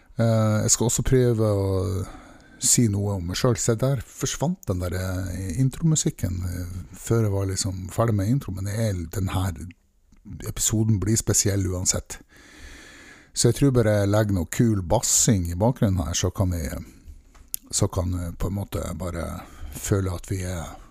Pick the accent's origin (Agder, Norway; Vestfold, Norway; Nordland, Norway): Nordland, Norway; Mosjøen; Jeg er fra en liten industriplass som heter Mosjøen. Og der vokste jeg opp